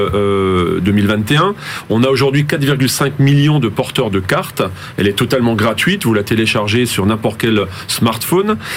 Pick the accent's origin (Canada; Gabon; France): France; Alsace, Grand Est; moi-même je suis alsacien et je le revendique, euh, mais je suis français avant tout